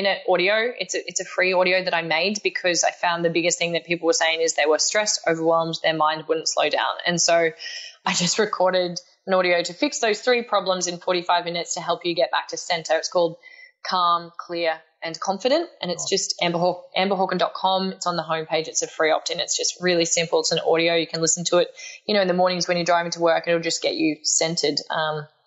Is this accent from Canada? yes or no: no; Australia; accent: Australian; my Australian accent